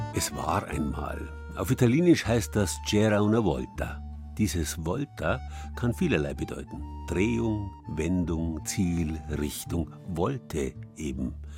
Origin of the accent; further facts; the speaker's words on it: Bavaria, Germany; bei uns in Bayern